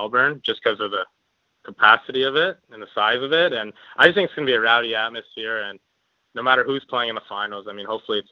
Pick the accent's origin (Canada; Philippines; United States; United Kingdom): Canada; Windsor, Ontario; moved away as an adult; I was playing in my hometown in Windsor, Ontario